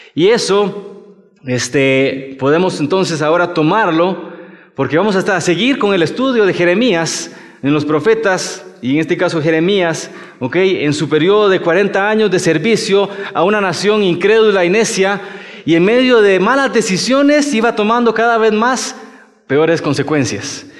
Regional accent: Costa Rica; moved away as an adult; now in Mexico; soy de Costa Rica y ya tengo siete años acá en México

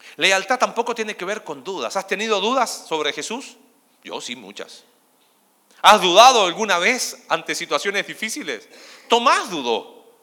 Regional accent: Chile; now in Argentina; Soy chileno

